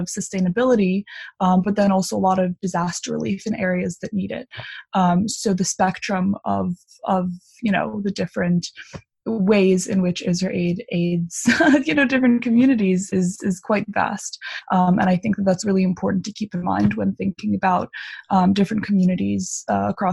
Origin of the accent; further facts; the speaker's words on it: Long Island, New York, United States; I'm a sophomore from Long Island, New York